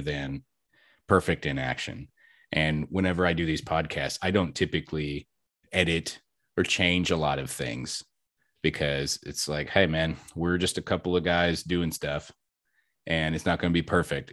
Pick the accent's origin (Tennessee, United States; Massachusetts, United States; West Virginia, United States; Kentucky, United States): Kentucky, United States; now in Texas, United States; I'm actually from Kentucky